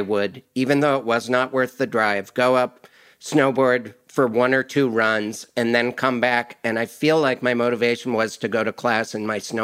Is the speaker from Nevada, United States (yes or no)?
no; Montana, United States; moved away; I'm from Montana